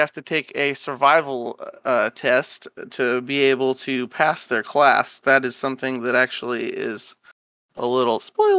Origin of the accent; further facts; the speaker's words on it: California, United States; moved away as an adult; now in Tennessee, United States; I was born in California.